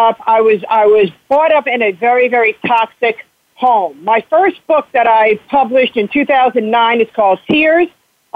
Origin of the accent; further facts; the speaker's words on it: South Florida, United States; moved away as an adult; also born or lived in New York / New Hampshire; because I grew up down here. When I was 11 years old, I moved from New York to Florida. And for 33 years, I resided here